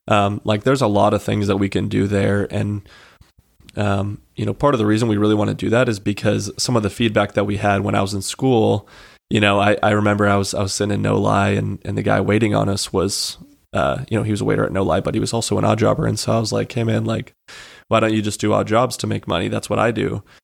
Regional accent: Monument, Colorado, United States; moved away as an adult; now in Spokane, United States; I'm from Monument, Colorado.

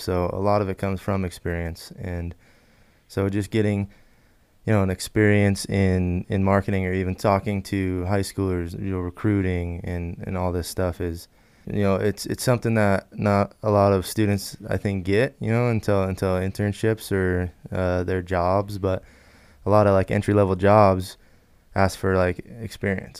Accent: Wallace, Idaho, United States; I am from Wallace, Idaho, small town up north

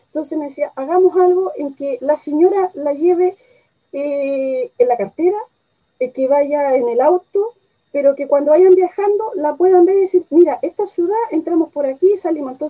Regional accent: Santiago, Santiago Metropolitan Region, Chile; born there; also born or lived in Mejillones / Buenos Aires; nací en Santiago mm, por esas cosas de trabajo de mis padres, estuve viviendo en Mejillones, Antofagasta, el norte de Chile, posteriormente en el sur, después viajé a Buenos Aires

